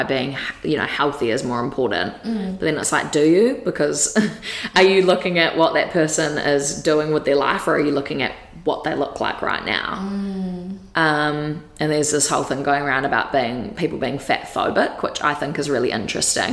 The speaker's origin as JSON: {"language": "English", "region": "Wellington", "country": "New Zealand", "moved": "as an adult", "lives_now": "Gold Coast, Australia", "said": "from Wellington. Okay. Yeah. Well, actually, I was born on the Gold Coast, but like, I haven't really lived here"}